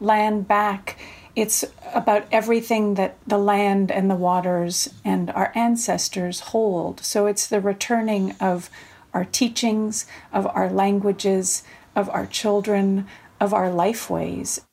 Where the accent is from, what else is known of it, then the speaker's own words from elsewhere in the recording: Vancouver Island, British Columbia, Canada; I am from the Setnich and Snonemuch Nations on Vancouver Island